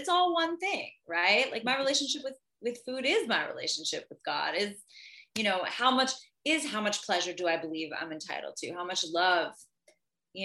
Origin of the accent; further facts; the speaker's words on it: outside of Philadelphia, Pennsylvania, United States; now in Los Angeles, United States; outside of Philly, where I'm from